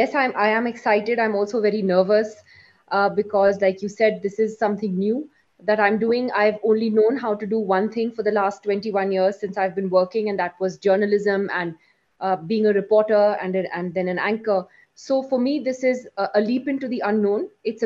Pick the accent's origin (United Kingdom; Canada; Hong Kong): United Kingdom; London; also born or lived in Delhi / Kashmir / New York; now in India; So I'm from Kashmir. I was born in Delhi though. I spent my childhood basically in England and in the US, in London and New York, which is where I grew up. And we moved back to India